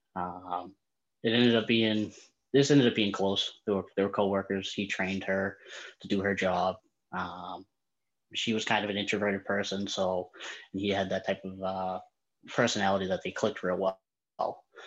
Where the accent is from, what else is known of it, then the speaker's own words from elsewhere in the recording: Boston, Massachusetts, United States; I'm from the Boston area